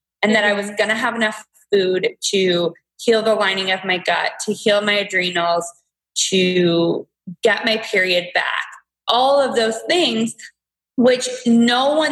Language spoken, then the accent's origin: English; Toledo, Ohio, United States; moved away as an adult; now in Cleveland, United States; I'm from Toledo